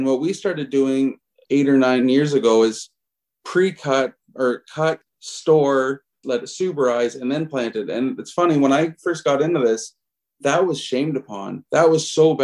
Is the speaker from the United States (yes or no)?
no; Alliston, Ontario, Canada; I grew up in Alliston for the most part. So my story is, grew up in rural central Ontario